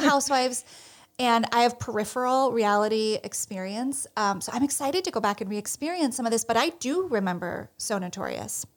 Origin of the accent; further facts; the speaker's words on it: New Jersey, United States; I am from the Garden State of New Jersey